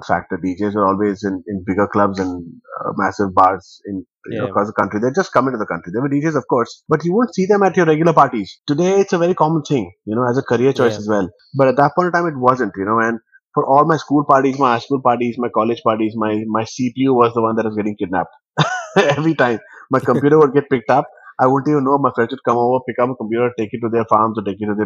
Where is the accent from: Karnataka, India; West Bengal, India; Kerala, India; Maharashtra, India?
West Bengal, India; now in Delhi, India; So technically I'm a South Indian, though I live in Delhi, and I was born in West Bengal